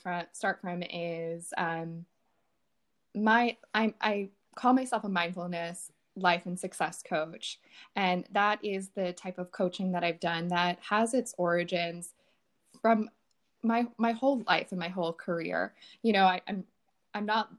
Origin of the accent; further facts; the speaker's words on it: right outside of Philadelphia, Pennsylvania, United States; now in New York, United States; I'm from right outside of Philadelphia.